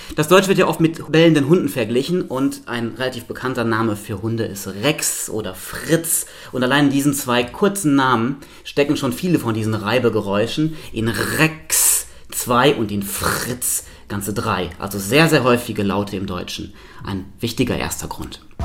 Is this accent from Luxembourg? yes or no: yes; Luxembourg; moved away as an adult; now in Hannover, Germany; Ich bin komplett in Luxemburg aufgewachsen